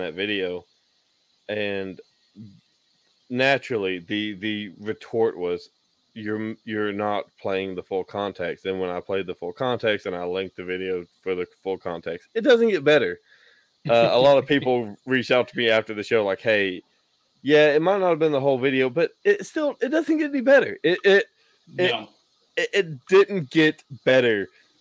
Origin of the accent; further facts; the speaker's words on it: Tennessee, United States; my home state of Tennessee